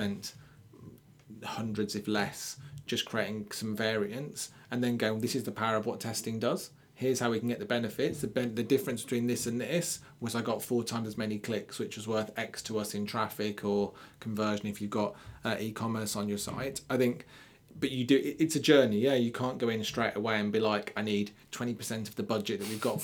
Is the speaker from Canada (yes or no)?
no; Birmingham, West Midlands, United Kingdom; I'm from Birmingham.